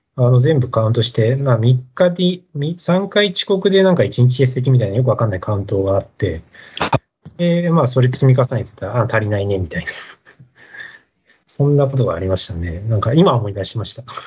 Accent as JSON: {"language": "Japanese", "town": "Nishitokyo", "region": "Tokyo", "country": "Japan", "tie": "born or raised there", "also_born_or_lived": "Saitama", "said": "もう東京なんです。あの、田舎とかなくてですね。はい。あの、東京と埼玉の本当境の今でいう、あの、西東京市ですね"}